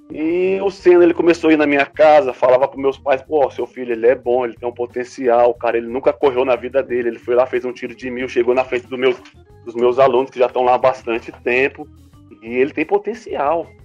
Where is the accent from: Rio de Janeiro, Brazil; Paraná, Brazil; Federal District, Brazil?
Federal District, Brazil; Sobradinho; Eu sou de Sobradinho, como o Lucas falou aí alguns minutos atrás.